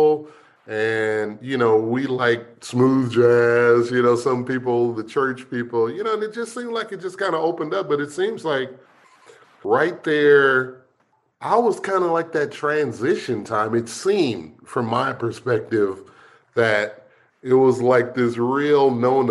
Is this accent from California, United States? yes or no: yes; Los Angeles, California, United States; also born or lived in Pine Bluff, Arkansas; I grew up in Los Angeles, California, but they raised me like they were raised, you know, country